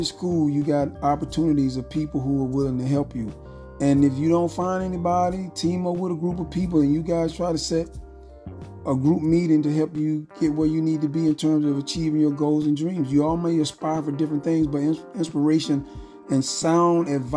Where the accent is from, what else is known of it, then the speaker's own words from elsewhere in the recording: Phenix City, Alabama, United States; I grew up in Frederick Douglass Apartments in Phenix City, Alabama